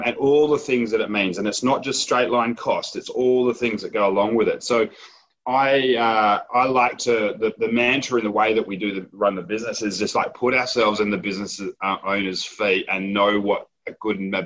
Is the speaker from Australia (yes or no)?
yes; Perth, Western Australia, Australia; also born or lived in Edinburgh, Scotland; I'm West Australian and very proud West Australian